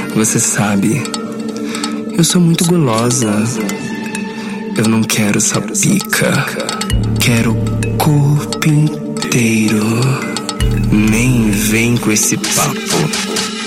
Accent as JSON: {"language": "Portuguese", "region": "São Paulo", "country": "Brazil", "said": "a minha quebrada lá, a Fazenda da Juta"}